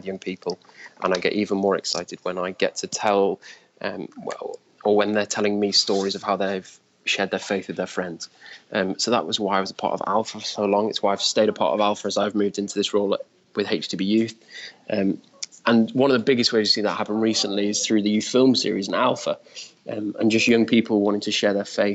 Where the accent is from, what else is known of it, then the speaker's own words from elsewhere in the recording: Wigan, North West England, United Kingdom; also born or lived in York; now in London, United Kingdom; I'm from Wigan, which is in between Manchester and Liverpool. I'm currently living in London.